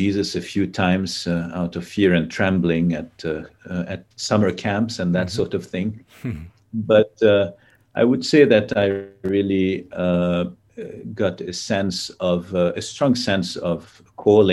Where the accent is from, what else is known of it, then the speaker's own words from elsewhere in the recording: Lebanon; I grew up in Lebanon. I was born in Lebanon, grew up in Lebanon